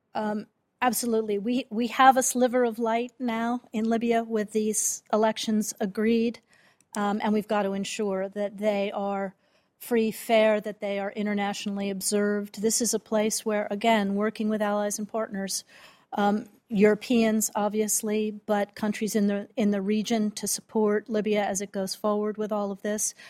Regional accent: Connecticut, United States; now in Virginia, United States; I grew up in Connecticut, so Connecticut's strong.

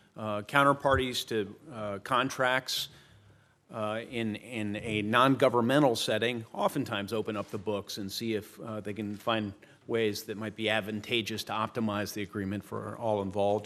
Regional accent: Indiana, United States; my home state of Indiana

